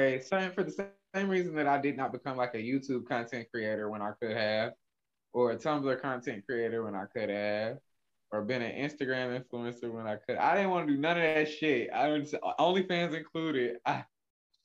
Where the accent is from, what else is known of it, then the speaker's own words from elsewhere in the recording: Atlanta, Georgia, United States; I grew up in Atlanta